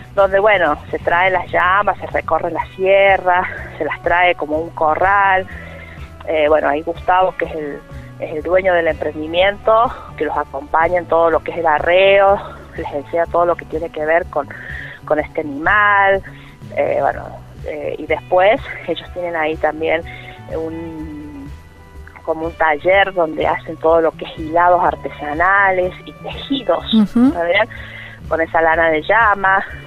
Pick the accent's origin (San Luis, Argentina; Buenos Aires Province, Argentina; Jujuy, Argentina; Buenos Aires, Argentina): San Luis, Argentina; La Carolina; mi pueblo